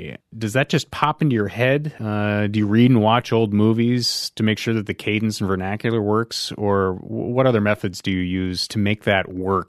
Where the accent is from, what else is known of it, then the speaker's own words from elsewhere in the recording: Bedford Hills, New York, United States; Oh, my hometown.